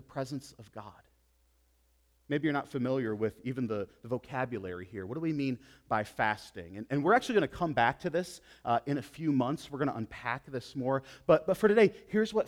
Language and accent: English; United States; As American Christians